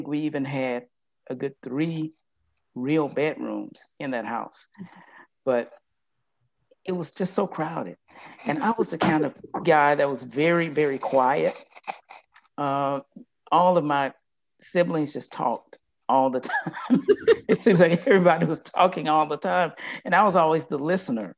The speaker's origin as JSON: {"language": "English", "town": "Yazoo City", "region": "Mississippi", "country": "United States", "tie": "born or raised there", "said": "I'm from Yazoo City, Mississippi"}